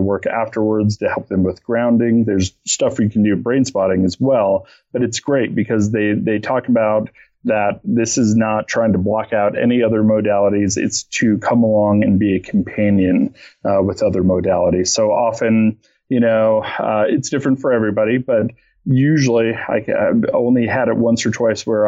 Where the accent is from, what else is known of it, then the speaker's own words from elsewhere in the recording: Boulder, Colorado, United States; I'm from Boulder